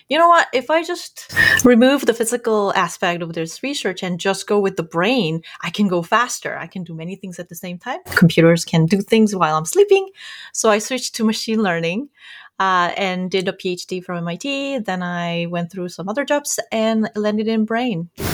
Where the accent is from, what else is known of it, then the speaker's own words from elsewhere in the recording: South Korea; moved away as an adult; I grew up in South Korea.